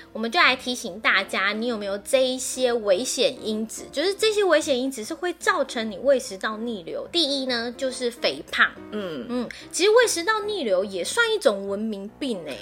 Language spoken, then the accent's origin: Chinese; Taiwan; 因为我们台湾人真的太爱吃宵夜了